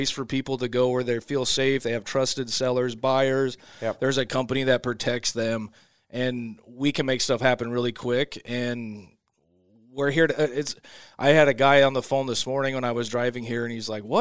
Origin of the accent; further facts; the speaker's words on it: West Coast, United States; I come from the West Coast sometimes.